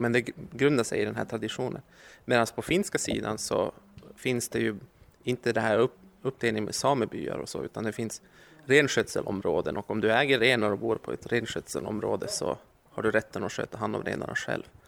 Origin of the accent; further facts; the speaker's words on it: Luleå, Norrbotten County, Sweden; Jag kommer från Luleå